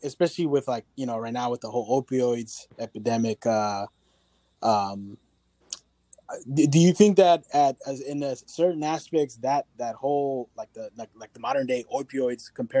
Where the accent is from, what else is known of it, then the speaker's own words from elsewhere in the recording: Richmond, California, United States; we're from the Bay Area. We're all grew up around Richmond, California